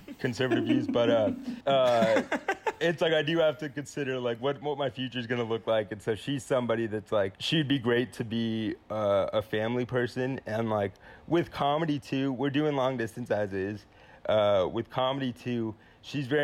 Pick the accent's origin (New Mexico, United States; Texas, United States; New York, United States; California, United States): Texas, United States; San Antonio; my hometown